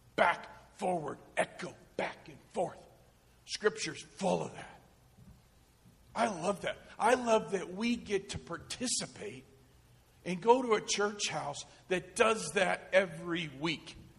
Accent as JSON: {"language": "English", "town": "Chicago", "region": "Illinois", "country": "United States", "moved": "yes", "said": "I'm from Chicago"}